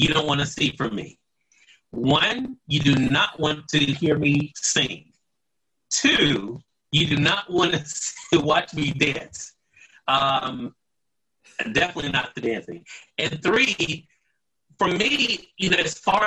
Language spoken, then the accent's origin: English; Mississippi, United States; right here in my home state of Mississippi